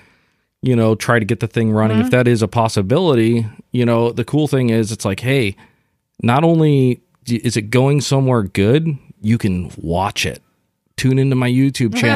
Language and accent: English; Midwest, United States; also born or lived in Los Angeles, California; now in Santa Cruz, United States; Growing up in the Midwest